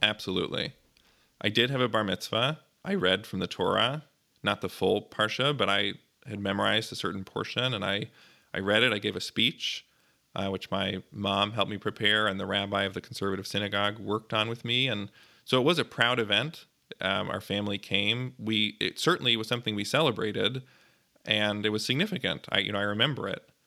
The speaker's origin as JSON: {"language": "English", "town": "Glencoe", "region": "Illinois", "country": "United States", "tie": "born or raised there", "also_born_or_lived": "Highland Park, Illinois", "moved": "yes", "lives_now": "New Haven, United States", "said": "I was born in Highland Park, Illinois, and I grew up nearby in Glencoe"}